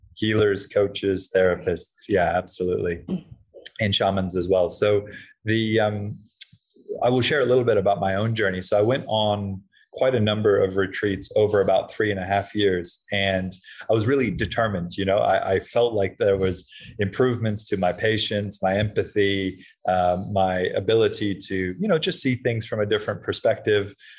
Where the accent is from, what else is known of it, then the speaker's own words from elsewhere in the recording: Hawaii, United States; I was um growing up in Hawaii